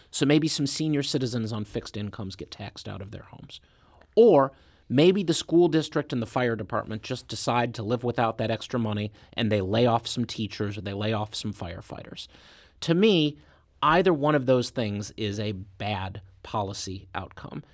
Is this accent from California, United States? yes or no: no; Clayton, Missouri, United States; also born or lived in Olivette, Missouri; I grew up right here in Saint Louis County. My parents still live in the same house in Clayton that I lived in.